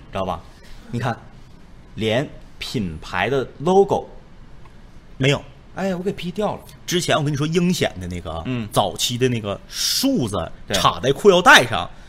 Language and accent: Chinese; Northeast China, China; accent: Northeastern (Dongbei) Mandarin; 土生土长的， 咱们守家待地的吉林